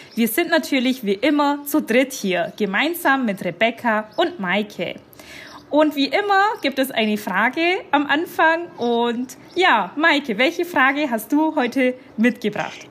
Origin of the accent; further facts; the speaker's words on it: Bavarian Swabia, Germany; aus Bayern, aus dem schwäbischen Teil von Bayern